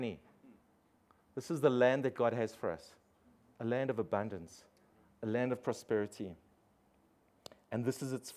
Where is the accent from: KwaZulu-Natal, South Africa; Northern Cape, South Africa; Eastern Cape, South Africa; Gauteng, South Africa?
Gauteng, South Africa; East Rand; I grew up on the East Rand